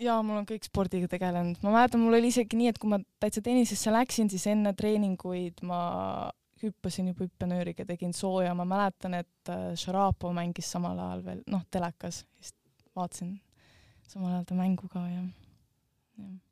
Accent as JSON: {"language": "Estonian", "country": "Estonia", "said": "ma olen ka Eestist"}